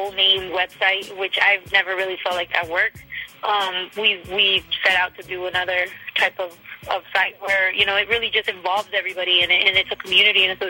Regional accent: Mexico; moved away; also born or lived in United States; Not only am I Mexican-American, I really am, like, Mexican, you know? Like, I was raised in Mexico a lot of time. I went to school over there too

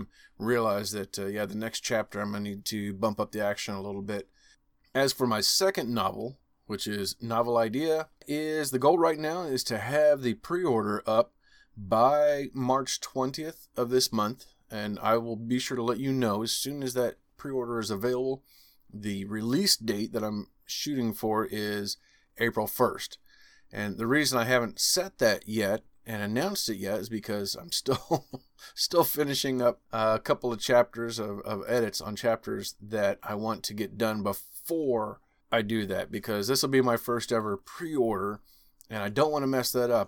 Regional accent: Missouri, United States; Missouri, my home state here.

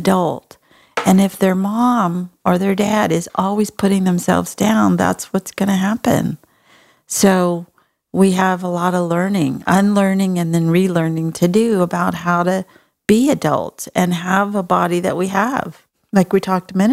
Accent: Texas, United States; I'm from Texas.

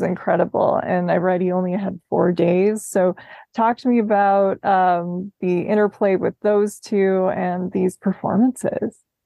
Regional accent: Minnesota, United States; moved away; I'm from Minnesota originally

